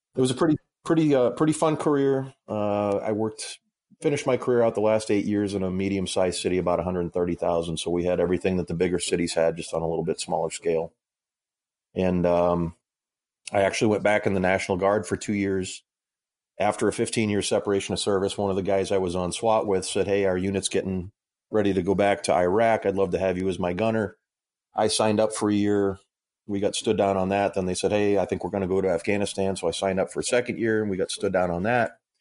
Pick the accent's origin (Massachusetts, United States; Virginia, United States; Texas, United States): Massachusetts, United States; moved away as an adult; now in Illinois, United States; I grew up in Massachusetts, actually, so I'm, I'm a masshole. I live in Illinois now